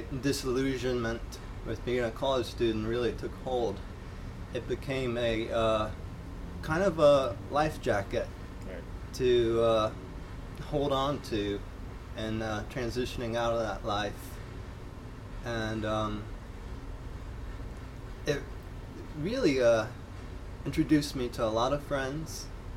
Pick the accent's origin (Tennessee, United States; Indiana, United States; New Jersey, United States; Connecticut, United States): Tennessee, United States; Knoxville; also born or lived in Asheville, North Carolina / Johnson City, Tennessee; I was born in Asheville, North Carolina. I'm adopted, and I grew up in Knoxville, Tennessee